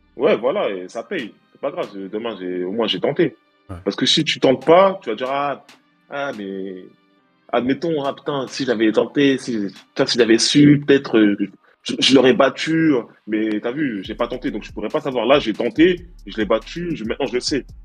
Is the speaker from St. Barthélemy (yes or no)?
no; Stains, Île-de-France, France; j'ai grandi à Stein, mmh. tu vois, dans, dans la cité qui s'appelle le Clos Saint-Lazare. Mmh. En 93